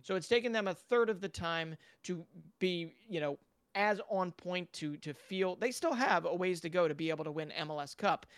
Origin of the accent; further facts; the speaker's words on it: Philadelphia, Pennsylvania, United States; my hometown club